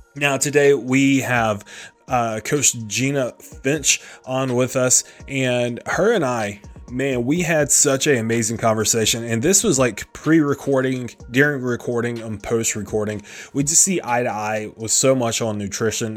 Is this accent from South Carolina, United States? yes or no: yes; South Carolina, United States; now in Delaware, United States; Originally I'm from South Carolina